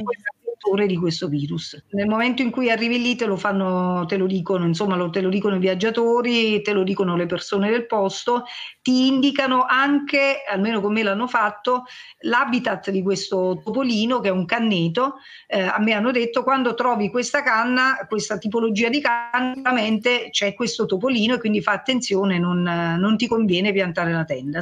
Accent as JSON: {"language": "Italian", "area": "Cilento coast", "region": "Campania", "country": "Italy", "said": "Sulla costa siamo più abituati"}